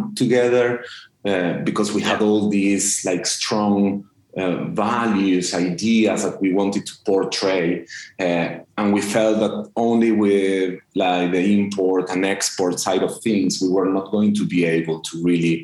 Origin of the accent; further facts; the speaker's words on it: Argentina; we both, Marta and me, we are from Argentina.